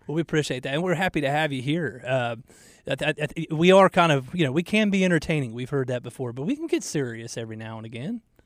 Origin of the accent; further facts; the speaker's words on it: Atlanta, Georgia, United States; now in Charlotte, United States; growing up in Georgia